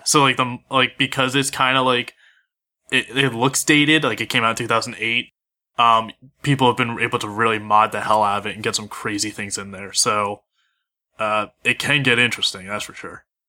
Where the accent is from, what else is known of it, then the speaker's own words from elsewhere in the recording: Philadelphia, Pennsylvania, United States; I'm from Philly